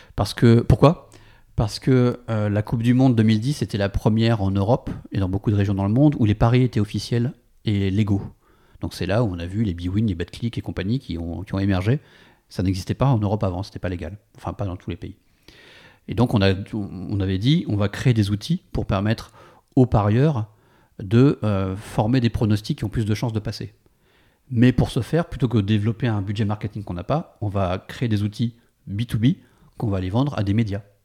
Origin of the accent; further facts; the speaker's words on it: France; moved away as an adult; also born or lived in San Francisco; on est parti de San Francisco pour des raisons personnelles et, pour rentrer en France